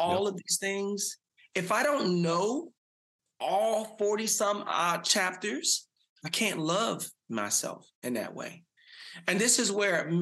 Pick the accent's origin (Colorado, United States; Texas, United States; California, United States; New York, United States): Texas, United States; Dallas; So I grew up in South Dallas, had a mother who had me at 17.